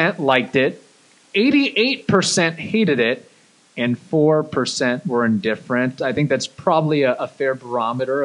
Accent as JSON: {"language": "English", "town": "Louisville", "region": "Kentucky", "country": "United States", "tie": "born or raised there", "said": "I grew up watching a lot of Reds games coming from the Louisville area"}